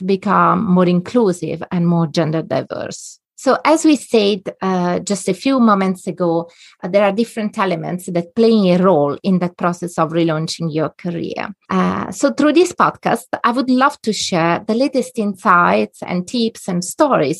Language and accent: English; a little town between Rome and Naples, Lazio, Italy; moved away as an adult; now in Netherlands; I'm Italian by origin. I come from a little town between Rome and Naples on the seaside